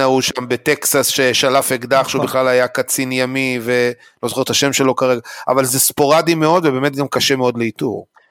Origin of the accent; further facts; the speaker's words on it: Israel; אני כישראלי